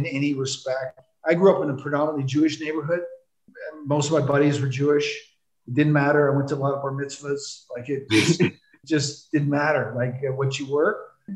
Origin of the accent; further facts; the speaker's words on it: Toronto, Ontario, Canada; also born or lived in Newark, New Jersey; I grew up in Toronto. I was born in Newark, New Jersey.